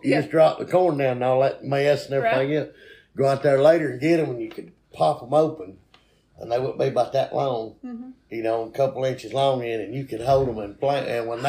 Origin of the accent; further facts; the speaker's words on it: Etowah County, Alabama, United States; I was born in Etowah County, Alabama, at Gaston Regional. Was the name of the hospital.